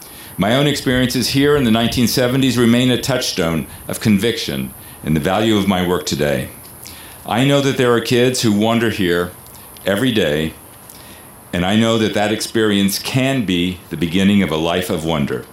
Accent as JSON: {"language": "English", "town": "Houston", "region": "Texas", "country": "United States", "tie": "born or raised there", "said": "I grew up in Houston, Texas. In 1971, Commissioner Ellis, when the chapel and broken obelisk were dedicated, I too was a student in junior in high school, Bel Air High School"}